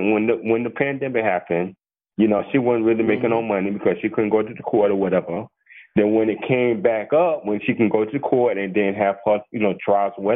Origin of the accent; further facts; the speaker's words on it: New York, United States; moved away; also born or lived in Atlanta; I'm originally from New York